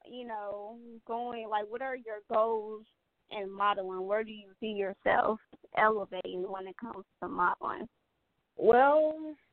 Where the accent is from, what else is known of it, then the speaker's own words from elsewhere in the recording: Gary, Indiana, United States; I'm from the hood too, so I understand your struggle. I'm from Gary, Indiana